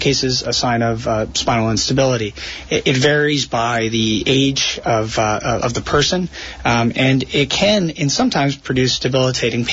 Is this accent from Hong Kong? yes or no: no; Rhode Island, United States; moved away as an adult; also born or lived in New York City / San Francisco; now in New Jersey, United States; I grew up in Rhode Island and subsequently went to medical school at Brown University in Rhode Island